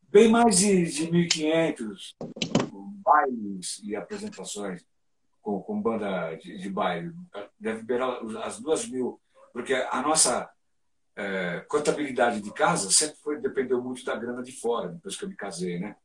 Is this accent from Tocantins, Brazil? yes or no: no; São Paulo, Brazil; nessa minha infância, tinha muito uma coisa de retirantes, né? Então a gente vinha lá da Zona Leste para Santo Amaro